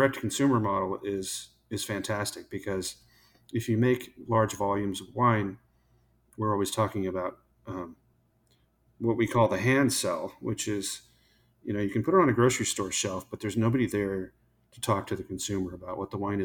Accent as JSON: {"language": "English", "town": "Paso Robles", "region": "California", "country": "United States", "also_born_or_lived": "Oregon", "moved": "as an adult", "lives_now": "Texas, United States", "said": "I'm from Paso Robles in California"}